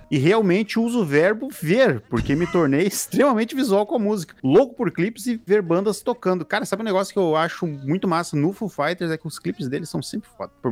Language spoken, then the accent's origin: Portuguese; Campo Grande, Mato Grosso do Sul, Brazil; em 96, tinha os meus 13 anos, morava em Campo Grande, Mato Grosso do Sul, minha cidade natal.